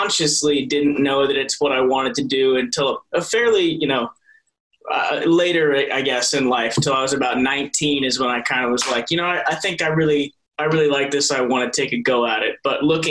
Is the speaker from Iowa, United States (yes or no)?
yes; Hamburg, Iowa, United States; also born or lived in Mason City, Iowa; my parents moved to a small town in the southwest corner of the state of Iowa called Hamburg. That's kind of where I spent my early childhood